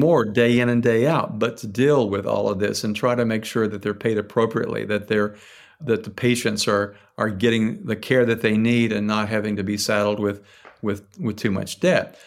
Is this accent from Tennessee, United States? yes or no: yes; Tennessee, United States; now in Philadelphia, United States; where I grew up in Tennessee